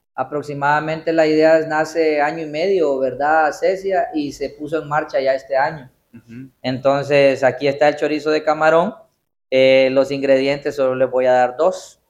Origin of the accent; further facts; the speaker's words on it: Gracias, Lempira, Honduras; moved away; soy oriundo de Gracia Lempira